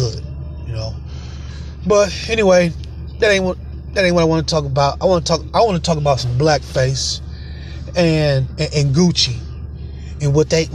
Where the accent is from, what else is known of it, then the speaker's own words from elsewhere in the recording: Michigan, United States; I'm from Michigan